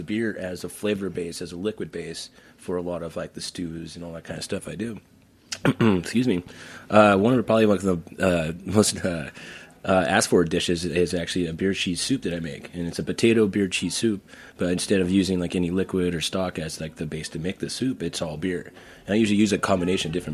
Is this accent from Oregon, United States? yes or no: yes; Portland, Oregon, United States; moved away as an adult; also born or lived in Idaho / Florida / Turks and Caicos Islands; now in New York, United States; I'm originally from Idaho, but I grew up in Portland, Oregon